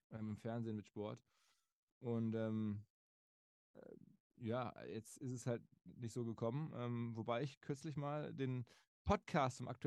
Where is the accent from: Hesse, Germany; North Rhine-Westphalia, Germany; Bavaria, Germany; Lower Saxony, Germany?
North Rhine-Westphalia, Germany; Essen; moved away as an adult; now in Hamburg, Germany; Ich bin aufgewachsen in Essen, entsprechend als Rot-Weiß-Fan.